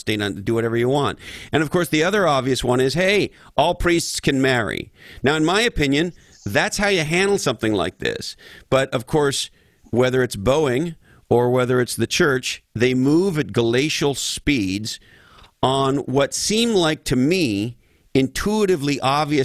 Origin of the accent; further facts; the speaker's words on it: Canada; moved away; I'm originally from Canada